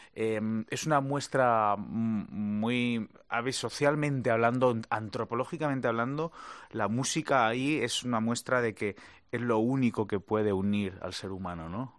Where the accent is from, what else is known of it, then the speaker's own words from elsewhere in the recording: Madrid, Community of Madrid, Spain; also born or lived in Valencia; now in Los Angeles, United States; yo nací en Valencia, pero mi ciudad que, me vio ahí crecer es Madrid